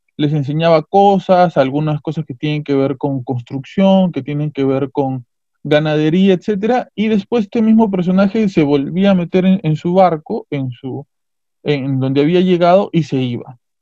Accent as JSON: {"language": "Spanish", "country": "Peru", "said": "nuestras culturas, la cultura inca, en caso del Perú"}